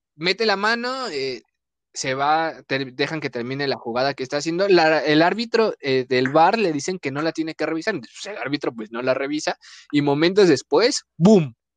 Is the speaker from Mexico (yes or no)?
yes; Mexico; somos mexicanos